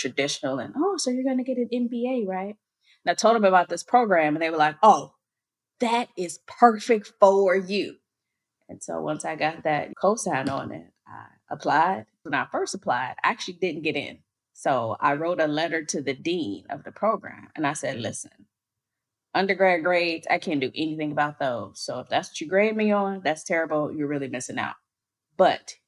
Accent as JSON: {"language": "English", "town": "Chicago", "region": "Illinois", "country": "United States", "tie": "born or raised there", "also_born_or_lived": "Washington, D.C.", "moved": "as an adult", "lives_now": "Paris, France", "said": "born and raised in Chicago, Illinois"}